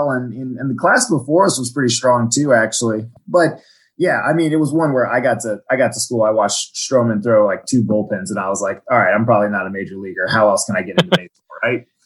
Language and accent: English; Virginia, United States; also born or lived in Washington D.C.; I'm from uh, Washington D.C. originally. I grew up on the Virginia side in Fairfax County. I moved around a lot as a kid. I was an army brat, but that's that's where I spent most of my schooling years.